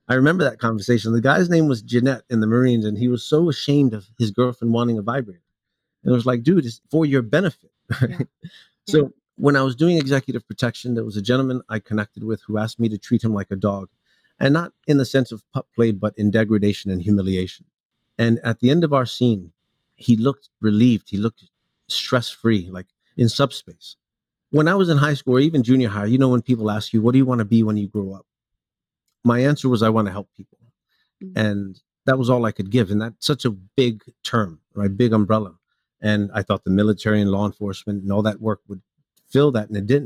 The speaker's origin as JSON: {"language": "English", "town": "New York City", "region": "New York", "country": "United States", "tie": "born or raised there", "also_born_or_lived": "Hialeah, Florida", "said": "I grew up in New York City. I was born in Florida, in Hialeah. I moved to New York around 4 or 5 years old."}